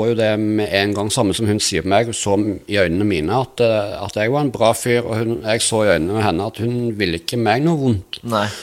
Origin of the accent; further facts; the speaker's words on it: Rogaland, Norway; Jeg, jeg vokste opp på Jæren, og der var det veldig Harley-miljø.